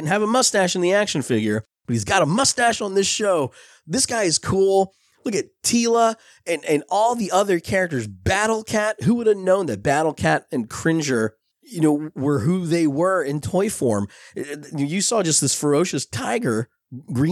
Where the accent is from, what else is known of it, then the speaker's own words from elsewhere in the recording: Belleville, New Jersey, United States; When I was a kid growing up in Belleville, New Jersey